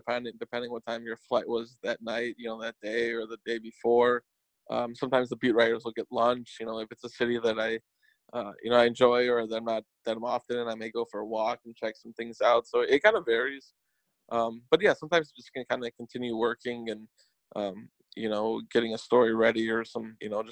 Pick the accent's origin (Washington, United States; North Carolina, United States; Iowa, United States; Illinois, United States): Illinois, United States; Chicago; growing up in Chicago, I was really big into Chicago high school basketball